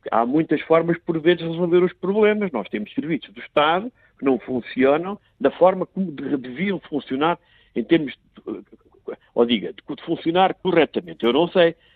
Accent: Portugal; mas a mim envergonha-me como português.

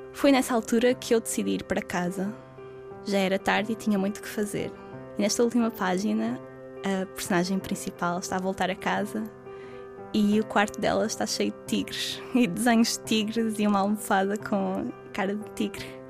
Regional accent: Penafiel, Norte, Portugal; moved away as an adult; now in Porto, Portugal; Eu sou de Penafiel, mas já vivo no Porto há alguns anos

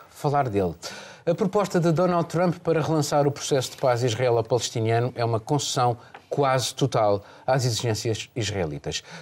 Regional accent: Mozambique; born or raised there; now in Portugal

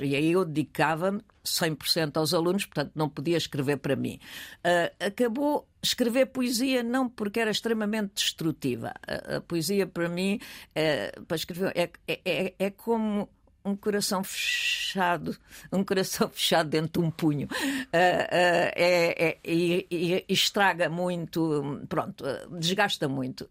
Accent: Portugal; also born or lived in United States; quando vim da América com um ano e meio, fomos para a terra, mais ou menos para a terra do meu pai, numa, eh, casa da minha avó materna

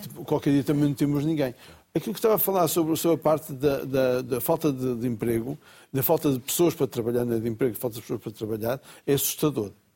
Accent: Bragança, Norte, Portugal; quando era miúdo em Bragança

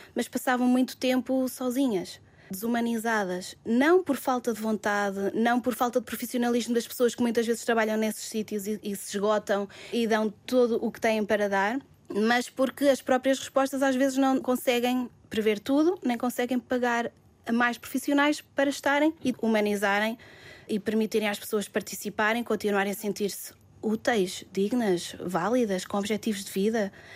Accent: Mangualde, Centro, Portugal; sou natural de Mangualde

